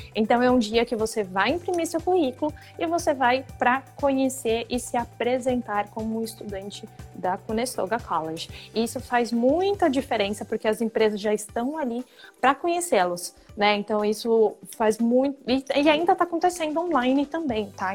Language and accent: Portuguese; São Paulo, Brazil; now in Waterloo, Canada; Eu sou de São Paulo